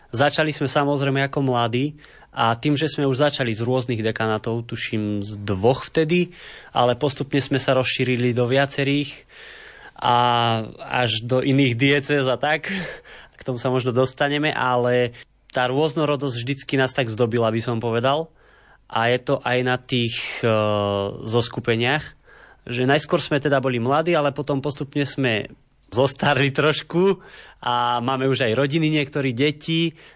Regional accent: Hvoznica, Trenčín Region, Slovakia; v mojej rodnej obci Hvoznica, čo je taký paradox, lebo je to úplne malá dedinka

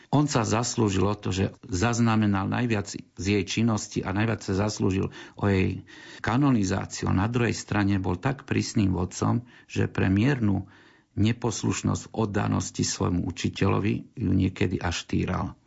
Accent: Košice, Košice Region, Slovakia; my sme tu Košičania, ja som odtiaľ z Košic

